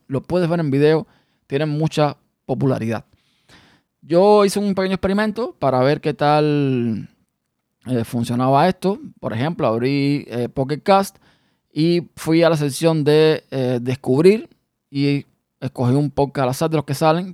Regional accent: Cuba; now in United States; salimos de nuestro país, de Cuba, y llegamos a los Estados Unidos

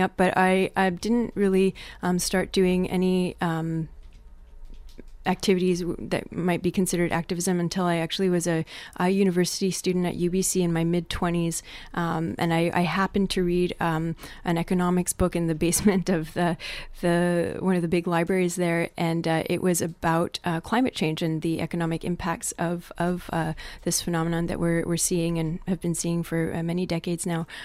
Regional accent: Montreal, Quebec, Canada; I grew up in Quebec on the island of Montreal

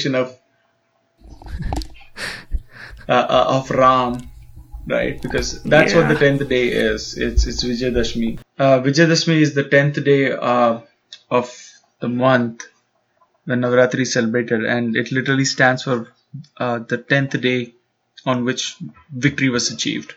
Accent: Mumbai, Maharashtra, India; growing up in Bombay

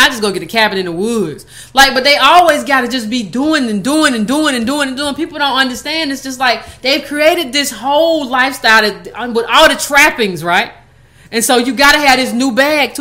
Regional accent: Georgia, United States; as a Georgia girl

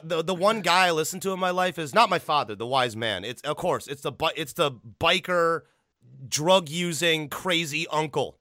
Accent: Illinois, United States; I grew up in Illinois

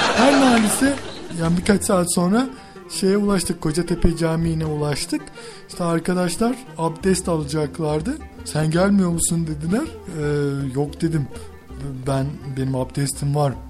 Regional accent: Hatay, Turkey

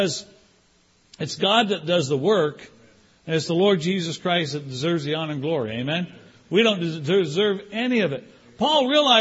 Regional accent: Canada; moved away; also born or lived in Toronto / California; I was raised in Canada.

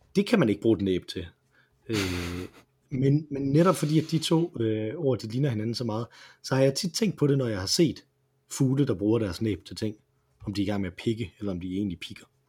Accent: Aarhus, Central Denmark Region, Denmark; da jeg var ung i Aarhus

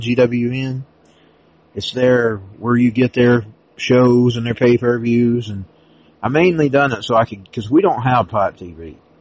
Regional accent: United States; I'm an American. I am always American.

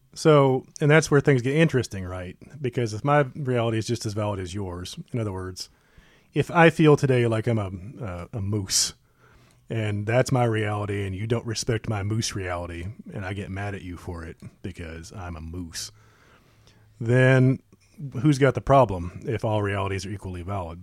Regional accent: United States; we're the American people

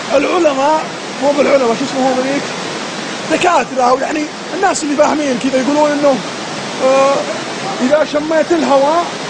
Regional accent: Saudi Arabia; عندنا في السعوديه

